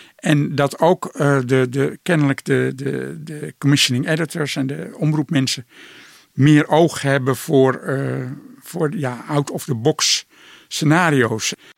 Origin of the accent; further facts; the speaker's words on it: Netherlands; wij een eigen cultuur hebben in Nederland